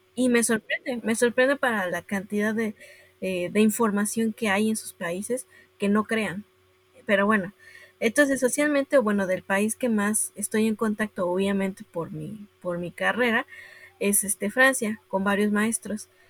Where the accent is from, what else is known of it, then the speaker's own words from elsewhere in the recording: Puebla, Mexico; yo soy de Puebla